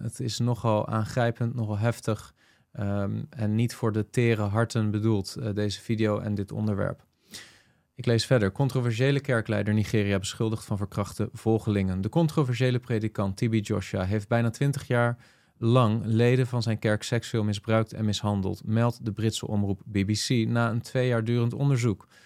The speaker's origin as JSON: {"language": "Dutch", "country": "Netherlands", "said": "velen van ons als Nederlanders"}